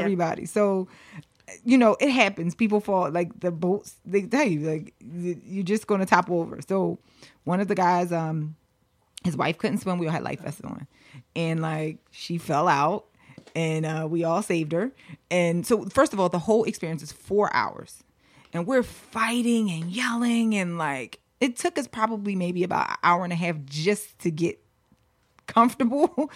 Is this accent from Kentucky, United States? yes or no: no; Philadelphia, Pennsylvania, United States; also born or lived in Los Angeles; I grew up in Philly.